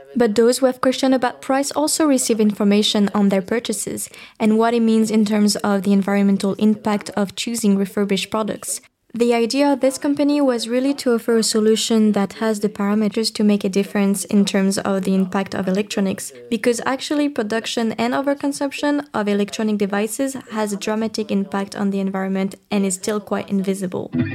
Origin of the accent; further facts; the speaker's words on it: Bordeaux region, Nouvelle-Aquitaine, France; I come from the Bordeaux region, I was brought up by parents who were biologists